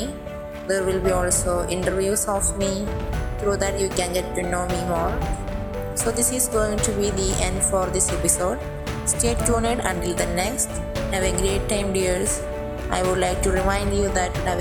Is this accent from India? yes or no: yes; India; from India